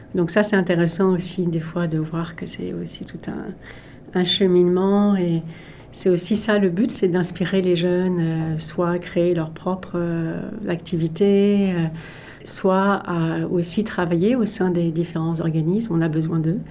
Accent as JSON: {"language": "French", "town": "Paris", "region": "Île-de-France", "country": "France", "tie": "born or raised there", "moved": "as an adult", "lives_now": "Canada", "said": "J'ai grandi en France"}